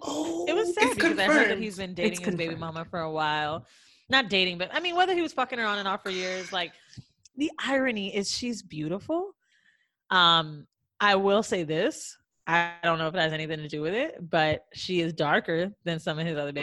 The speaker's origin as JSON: {"language": "English", "town": "Orlando", "region": "Florida", "country": "United States", "also_born_or_lived": "New York", "moved": "yes", "said": "I'm from Orlando. Me and Mandy."}